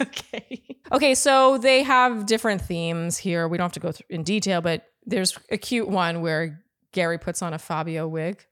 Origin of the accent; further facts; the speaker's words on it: Ottawa, Ontario, Canada; now in United States; when you're born and raised in Ottawa, you don't live in a place where you see famous people.